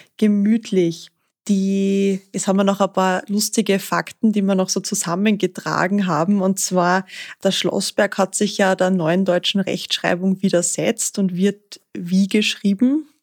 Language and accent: German; Styria, Austria; also born or lived in Upper Austria; now in Linz, Austria; Als Exilsteirerin in Oberösterreich freut es mir natürlich umso mehr, dass mein Heimatbundesland jetzt endlich vertreten ist